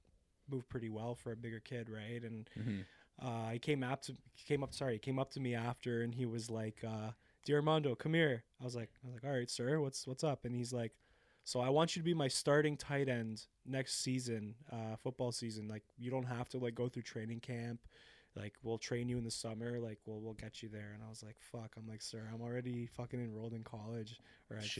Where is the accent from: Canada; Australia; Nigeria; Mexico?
Canada; Brampton, Ontario; I'm from Brampton